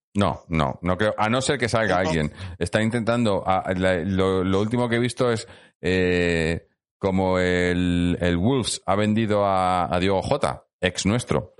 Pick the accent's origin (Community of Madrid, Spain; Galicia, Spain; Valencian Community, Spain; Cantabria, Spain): Community of Madrid, Spain; Madrid; yo, soy de Madrid